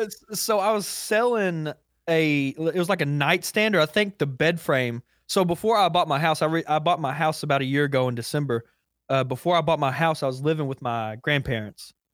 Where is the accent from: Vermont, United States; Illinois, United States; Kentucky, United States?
Kentucky, United States; I'm also from Kentucky